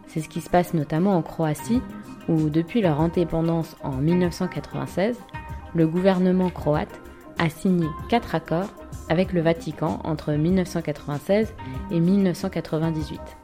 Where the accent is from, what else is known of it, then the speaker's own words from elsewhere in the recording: France; je suis française, européenne, de confession catholique